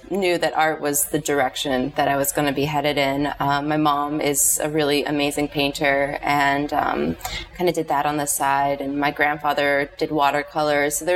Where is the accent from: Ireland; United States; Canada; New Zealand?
United States; Miami, Florida; also born or lived in Boston, Massachusetts; I was born in Boston, but I moved to Miami when I was five, so grew up here.